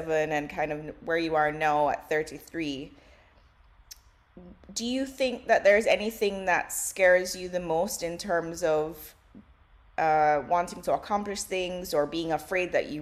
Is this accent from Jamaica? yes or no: yes; Jamaica; as a Jamaican